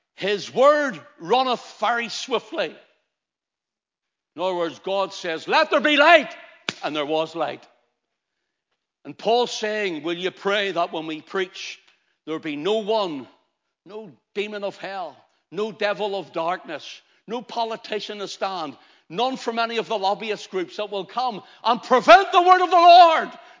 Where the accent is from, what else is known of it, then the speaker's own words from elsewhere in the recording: Ulster, Northern Ireland, United Kingdom; I'm an Ulsterman. I was freeborn here